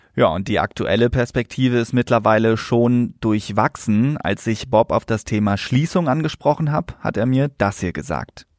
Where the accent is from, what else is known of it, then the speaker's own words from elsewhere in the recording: Lünen, North Rhine-Westphalia, Germany; in meiner Heimatstadt Lünen